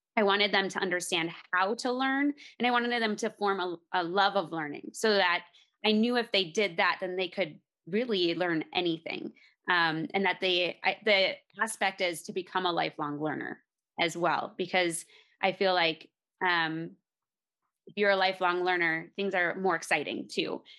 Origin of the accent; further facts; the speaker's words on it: Minnesota, United States; now in Colorado, United States; we're actually originally from Minnesota. We're in Colorado now